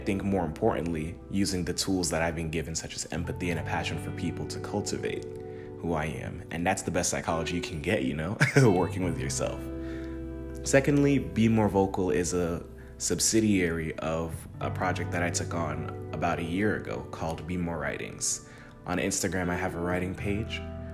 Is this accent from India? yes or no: no; Jamaica; also born or lived in United States; now in Tennessee, United States; I'm from Jamaica. I was born there and raised there. I moved to the United States when I was young.